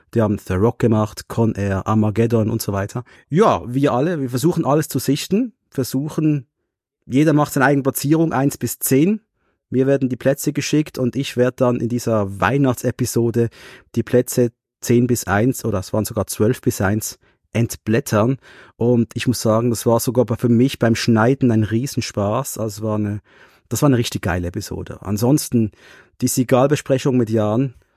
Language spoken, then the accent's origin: German; Switzerland; es war wirklich für wir Schweizer, wir haben eine sprachliche Störung